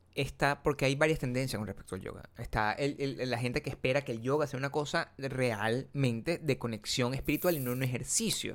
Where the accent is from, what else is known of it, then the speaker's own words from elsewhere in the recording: Venezuela; moved away; mientras yo vivía en mi pueblo, que es Venezuela, eso no pasaba.